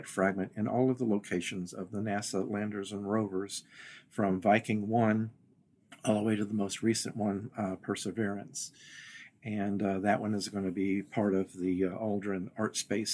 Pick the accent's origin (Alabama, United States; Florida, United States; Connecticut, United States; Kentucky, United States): Kentucky, United States; Western; the small town I grew up in Western Kentucky